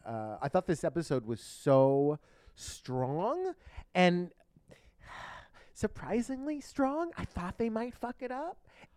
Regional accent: Ridgewood, New Jersey, United States; And I was like, oh, my gosh. I was like, oh, that's where I'm from. I was born in Valley Hospital.

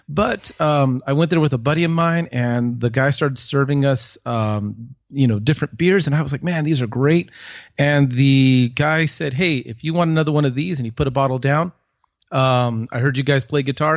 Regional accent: Long Beach, California, United States; moved away as an adult; also born or lived in Jingzhou, China / Germany; now in Fort Worth, United States; I'm originally from California, uh, Southern California. I grew up in the Long Beach area.

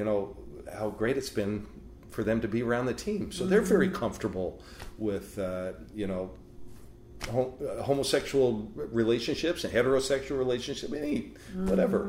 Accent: Salt Lake City, Utah, United States; also born or lived in Spokane; now in Oregon, United States; I grew up in Salt Lake City

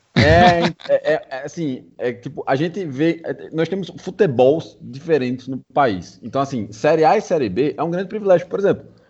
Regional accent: Paraíba, Brazil; o cenário em qual eu cresci era completamente diferente. Eu sou paraibano.

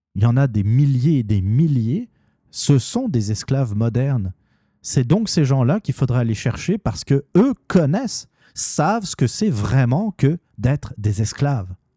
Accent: Normandy, France; je suis normand

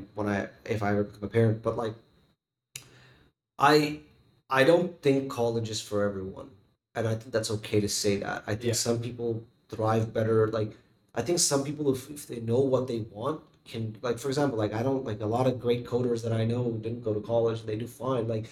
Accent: Tamil Nadu, India; moved away; I grew up in Tamil Nadu for so many years

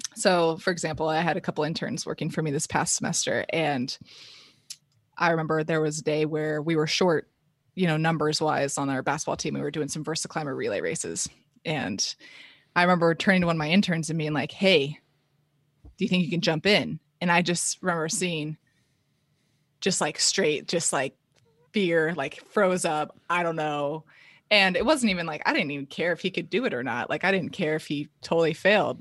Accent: Palo Alto, California, United States; born and raised in Palo Alto, California, Bay Area

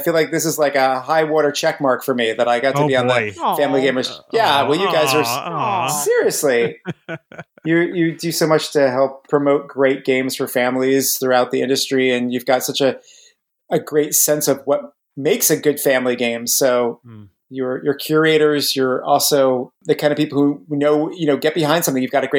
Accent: New Jersey, United States; I am from, I guess, North Central, right? About 30 minutes west of Manhattan.

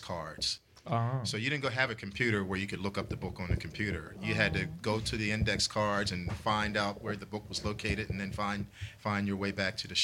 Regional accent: New Jersey, United States; I grew up in South Jersey

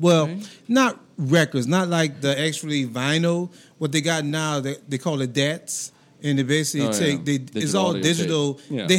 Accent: New Orleans, Louisiana, United States; growing up in New Orleans

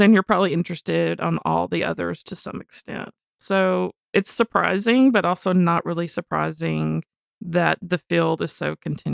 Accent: United States; we're American

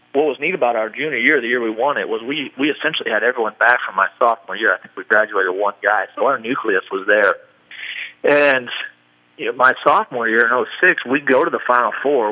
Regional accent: Iowa, United States; we grew up in in Iowa

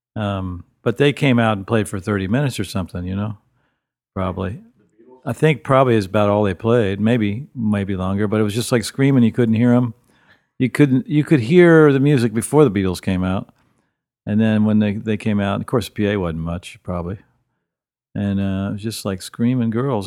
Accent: Wheeling, West Virginia, United States; I'm from Wheeling, West Virginia, which is on the northern panhandle of the state.

